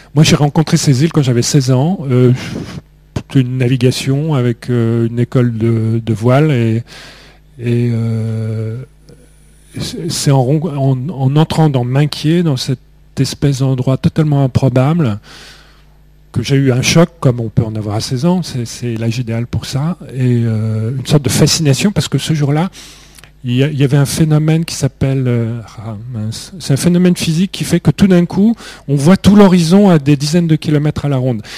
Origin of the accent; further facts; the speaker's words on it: Beauvais, Hauts-de-France, France; Moi, je n'ai jamais vraiment eu de racines. Je suis né dans l'Oise, à Beauvais, qui n'est pas une ville extrêmement attachante.